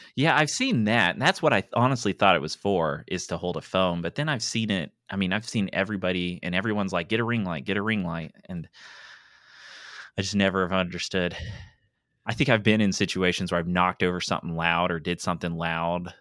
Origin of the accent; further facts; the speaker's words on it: East Tennessee, United States; moved away as an adult; now in Mobile, United States; I grew up in East Tennessee, and it was all Eastern time